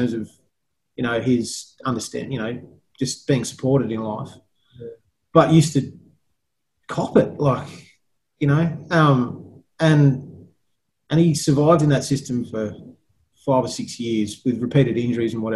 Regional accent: England, United Kingdom; now in Australia; I was born in England

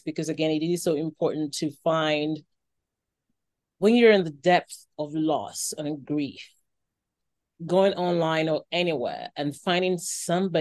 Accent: Nigeria; I'm Nigerian

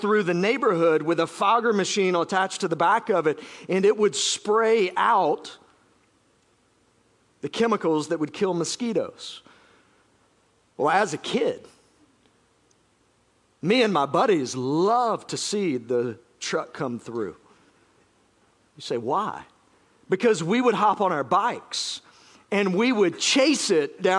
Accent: South Georgia, United States; moved away; I grew up in South Georgia

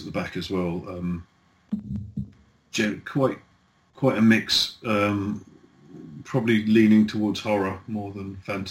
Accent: the British Midlands, England, United Kingdom; It's my hometown

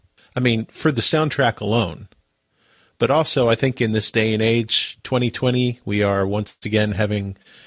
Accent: Massachusetts, United States; as a 46-year-old white guy growing up in Massachusetts

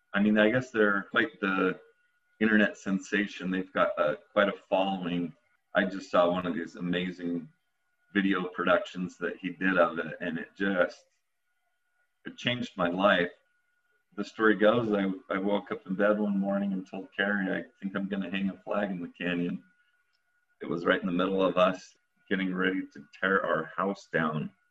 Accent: Utah, United States; being American kid here in Utah.

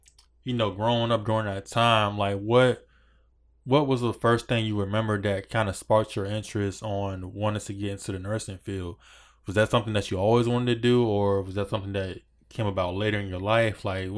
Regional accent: Virginia, United States; I'm from Virginia and it's pretty cold out here for myself.

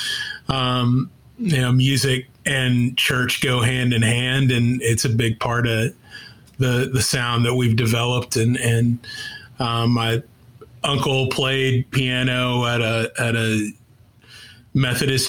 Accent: Dallas, Texas, United States; also born or lived in Louisiana / Las Vegas; I'm homegrown from Dallas, but spent a lot of time as a kid in Louisiana and Vegas with family.

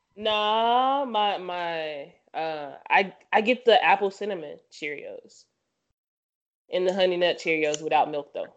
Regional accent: the South, United States; I'm from the South

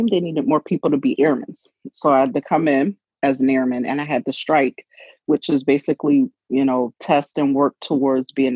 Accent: Philadelphia, Pennsylvania, United States; I am originally from Philadelphia, Pennsylvania, born and raised

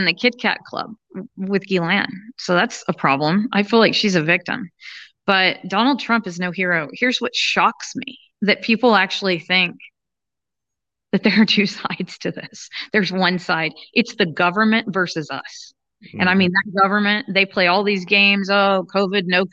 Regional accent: the South, United States; I grew up in the South

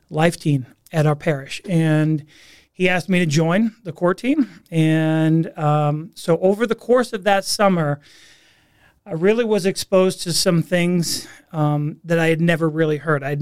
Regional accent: Massachusetts, United States; accent: Boston; So I grew up uh, right outside Boston, Massachusetts. So uh, a New England native. Um, lost my Boston accent being out here for 20 years or so.

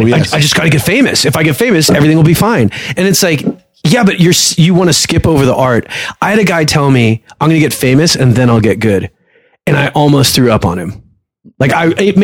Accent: California, United States; accent: white guy accent; also born or lived in Egypt / East Los Angeles; we moved to the States when I was 8, and all around California, mostly California

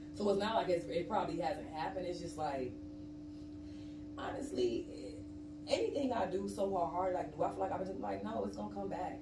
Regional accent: East Cleveland, Ohio, United States; moved away as an adult; also born or lived in Los Angeles, California; now in Atlanta, United States; my hometown of East Cleveland, Ohio

